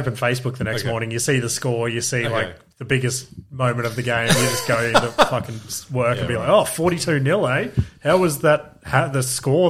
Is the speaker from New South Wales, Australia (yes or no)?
no; Queensland, Australia; I was born in Queensland